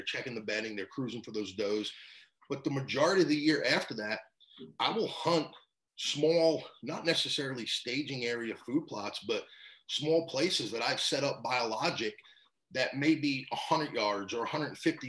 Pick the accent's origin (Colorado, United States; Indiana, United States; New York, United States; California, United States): New York, United States; moved away; I grew up in New York back in the day.